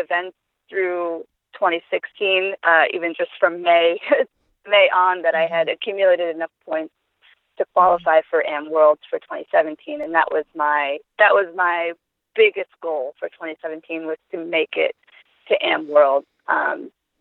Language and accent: English; New York, United States; moved away; also born or lived in Loveland, Colorado; I'm originally from New York